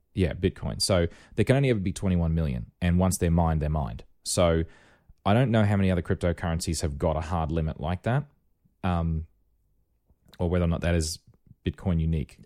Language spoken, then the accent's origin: English; Rockhampton, Queensland, Australia; when I was growing up in Rockhampton